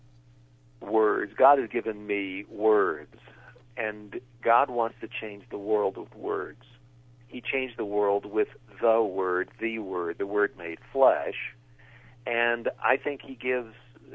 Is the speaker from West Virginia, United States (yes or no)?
yes; West Virginia, United States; I grew up in West Virginia, and I've written a series of books based on my hometown